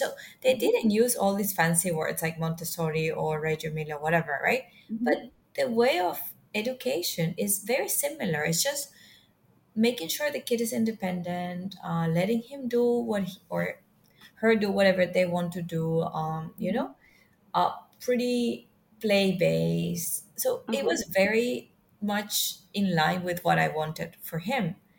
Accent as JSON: {"language": "English", "country": "Venezuela", "also_born_or_lived": "Germany", "moved": "yes", "lives_now": "Singapore", "said": "I'm from Venezuela, but I'm currently living in Singapore, nice and warm"}